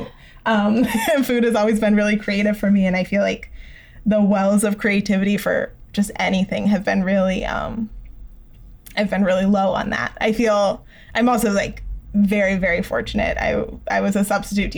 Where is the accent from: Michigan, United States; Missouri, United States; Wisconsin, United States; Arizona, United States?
Arizona, United States; Tucson; moved away; I grew up there